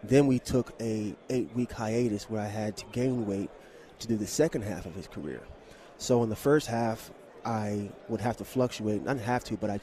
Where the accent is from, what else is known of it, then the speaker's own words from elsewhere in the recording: Camden, New Jersey, United States; I am from Camden, New Jersey. Growing up, my dad was a Cowboys fan